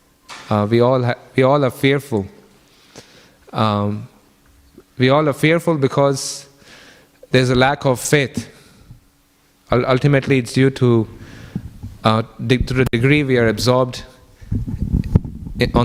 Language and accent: English; Kenya; now in Australia; I grew up in Kenya